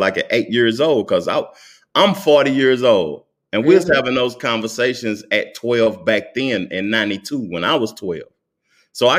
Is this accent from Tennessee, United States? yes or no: yes; Knoxville, Tennessee, United States; also born or lived in College Hills; That's where I'm from